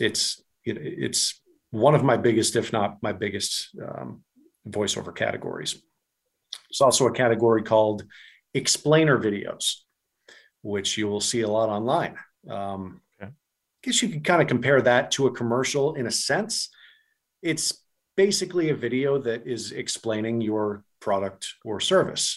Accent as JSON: {"language": "English", "region": "New England", "country": "United States", "said": "I'm from New England"}